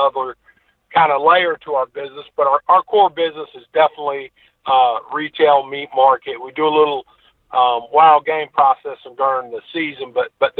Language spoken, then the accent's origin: English; North Carolina, United States; also born or lived in Birmingham / New England; now in Northwest Florida, United States; I'm originally from North Carolina, but I've lived in Florida, Northwest Florida, most of my adult life